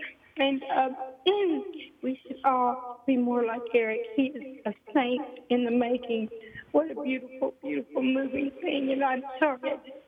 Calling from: Missouri, United States; calling from Missouri.

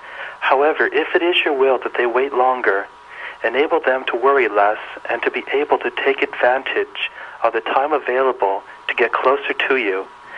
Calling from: Boynton Beach, Florida, United States; I'm calling from Boynton Beach, Florida.

